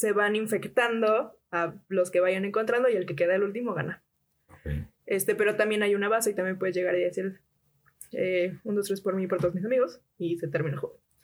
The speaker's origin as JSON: {"language": "Spanish", "region": "Puebla", "country": "Mexico", "tie": "born or raised there", "said": "estábamos en fraccionamiento no era como que el fraccionamiento más seguro de todo Puebla"}